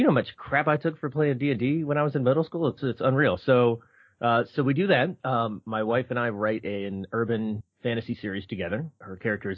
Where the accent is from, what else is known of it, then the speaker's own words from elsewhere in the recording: Philadelphia, Pennsylvania, United States; moved away; I grew up in Philadelphia